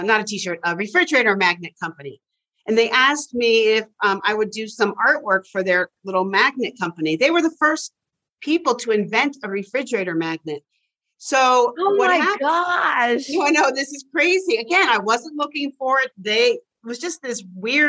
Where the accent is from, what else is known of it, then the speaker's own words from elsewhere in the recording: Bronxville, New York, United States; I grew up outside of New York City.